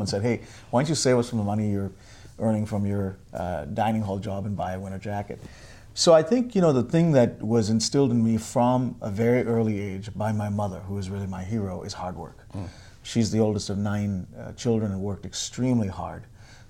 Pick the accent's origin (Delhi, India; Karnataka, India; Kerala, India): Karnataka, India; Bangalore; moved away as an adult; now in United States; I grew up in Bangalore, India